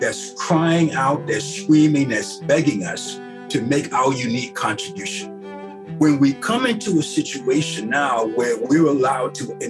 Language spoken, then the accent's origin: English; Jacksonville, Florida, United States; also born or lived in New York City; I grew up in Jacksonville, Florida, and I spent quite a bit of time in New York City.